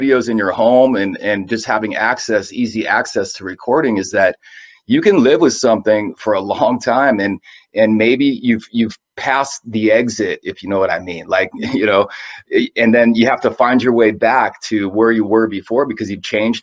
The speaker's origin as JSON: {"language": "English", "town": "San Jose", "region": "California", "country": "United States", "said": "I'm from San Jose, California"}